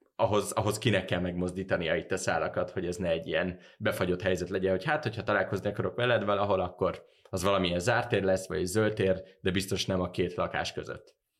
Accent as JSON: {"language": "Hungarian", "region": "Budapest", "country": "Hungary", "tie": "born or raised there", "said": "én úgy nőttem föl, hogy nekem nem volt olyan élményem a belvárosban felnőve"}